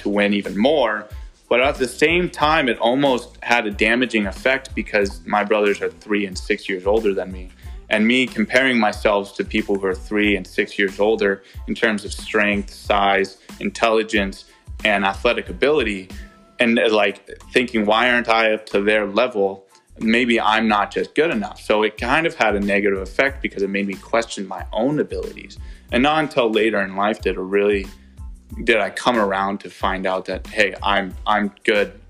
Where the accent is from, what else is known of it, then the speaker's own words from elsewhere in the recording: Santa Clara, California, United States; I was born in Santa Clara. I stayed there my entire life